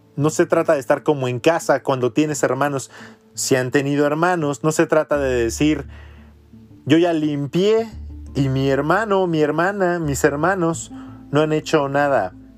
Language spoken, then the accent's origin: Spanish; Mexico; los mexicanos actuales somos una mezcla de todo